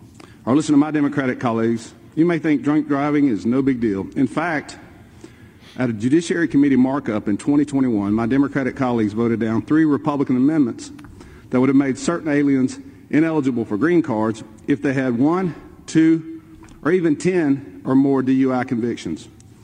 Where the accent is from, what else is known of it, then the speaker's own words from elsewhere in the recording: Enterprise, Alabama, United States; There was a newlywed couple from my hometown of Enterprise, Alabama